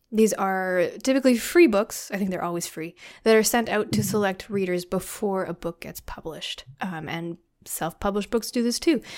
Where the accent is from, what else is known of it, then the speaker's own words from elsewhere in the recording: Canada; I'm being very Canadian